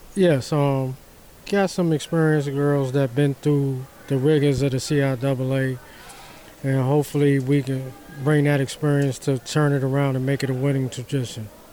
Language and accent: English; New York, United States; I'm from New York